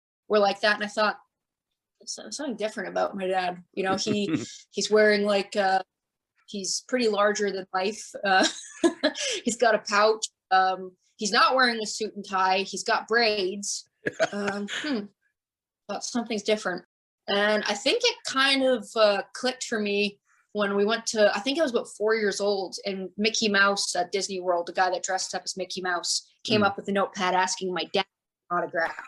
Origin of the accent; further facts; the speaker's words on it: Calgary, Alberta, Canada; moved away as an adult; also born or lived in Tampa, Florida, United States; now in Florida, United States; I was born in Calgary. And then in 91, we moved to Florida